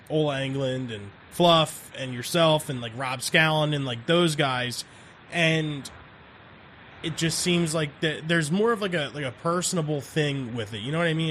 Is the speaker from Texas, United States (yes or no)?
no; New Jersey, United States; we're from South Jersey